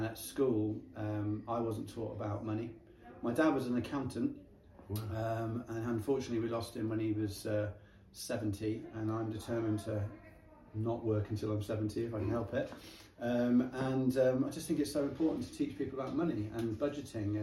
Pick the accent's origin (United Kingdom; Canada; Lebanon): United Kingdom; Chippenham, South West England; also born or lived in Calne; I've been based in this area all my life. I was born in Chippenham.